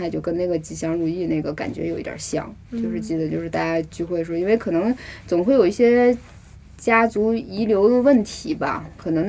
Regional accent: Northeast China, China; accent: Northeastern Mandarin; moved away as an adult; now in Beijing, China; 我又是从东北来的

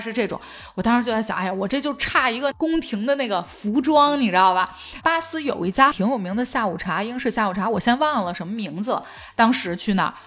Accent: northern China, China; also born or lived in Guangzhou; now in Beijing, China; 作为一个北方人

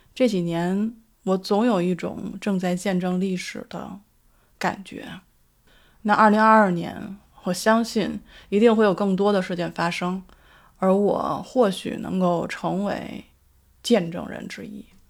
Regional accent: Beijing, China; now in Sydney, Australia; 我所居住的城市是澳大利亚悉尼。 跟我的家乡北京， 刚好是反季

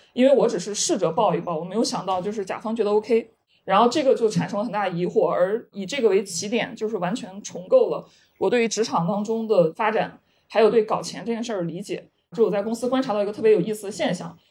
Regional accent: Henan, China; moved away; 二本出身呀，还有就是我也是来自河南一个就十八线小镇，就这样一个地方

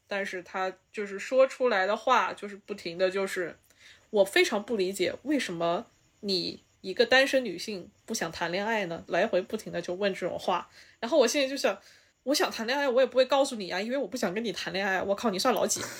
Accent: China; moved away; 他就somehow就是可以看出来我是中国人

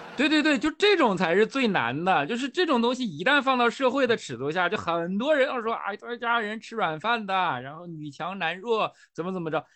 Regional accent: Northeast China, China; now in Shanghai, China; 我是东北里边的蒙古族

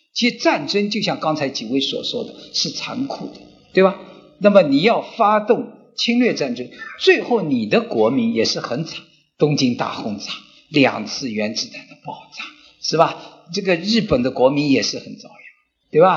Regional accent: China; 我们中国人也在担心，会不会有擦枪走火

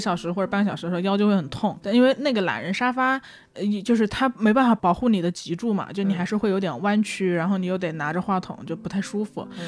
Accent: Changsha, Hunan, China; 然后我就说哎嗯、长沙

